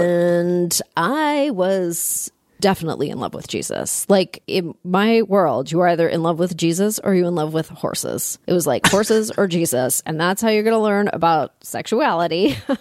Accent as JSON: {"language": "English", "town": "Toronto", "region": "Ontario", "country": "Canada", "tie": "born or raised there", "said": "I grew up in Toronto."}